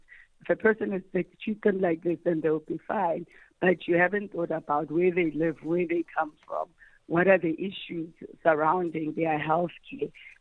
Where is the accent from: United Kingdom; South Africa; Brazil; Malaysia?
South Africa; Limpopo; I grew up in Limpopo